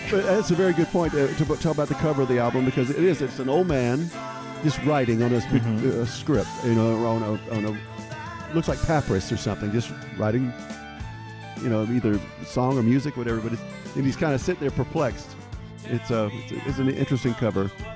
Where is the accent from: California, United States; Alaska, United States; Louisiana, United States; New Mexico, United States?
Louisiana, United States; this uh, was recorded in my home state of, stu- uh, of Louisiana